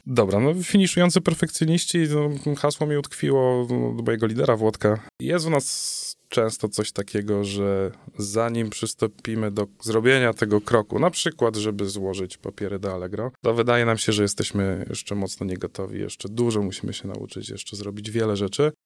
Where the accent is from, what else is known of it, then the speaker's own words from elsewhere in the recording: Chełmno, Kuyavian-Pomeranian Voivodeship, Poland; w mieście, z którego pochodzę, z Hełna